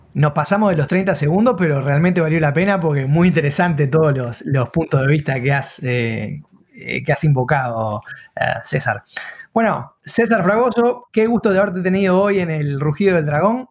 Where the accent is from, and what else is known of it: Mexico